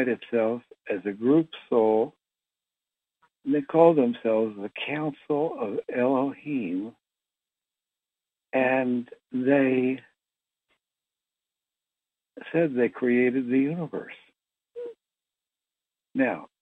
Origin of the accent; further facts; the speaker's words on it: Philadelphia, Pennsylvania, United States; I was born in Philadelphia to a middle-class Jewish family